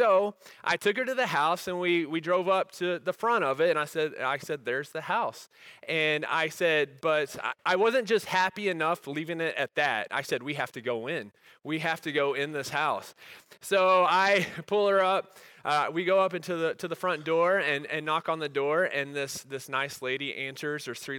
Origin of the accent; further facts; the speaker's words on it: Texas, United States; You see, I grew up in Texas, which is God's country pretty much.